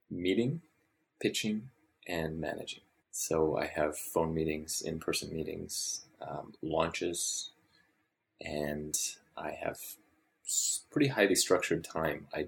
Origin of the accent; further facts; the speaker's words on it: Papua New Guinea; also born or lived in Pincher Creek, Canada / Ottawa, Canada / Calgary, Canada; I grew up in Papua New Guinea, and then I lived in Ottawa and then Calgary for my undergrad, and then came here for professional school.